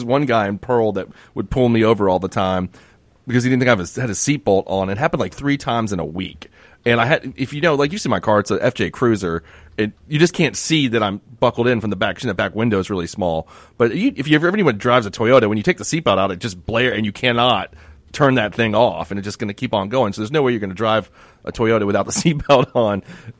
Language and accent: English; Turkey; he says, what country are you from? I was like, sir, I'm from Turkey.